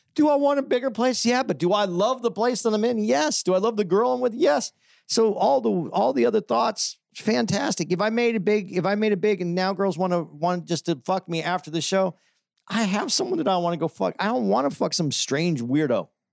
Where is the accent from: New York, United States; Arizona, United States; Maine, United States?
Arizona, United States; Tucson; I was growing up in Tucson, Arizona